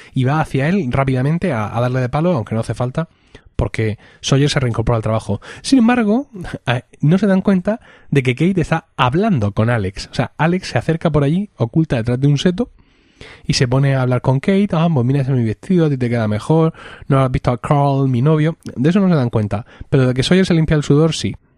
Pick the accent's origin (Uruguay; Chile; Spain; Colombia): Spain; como españoles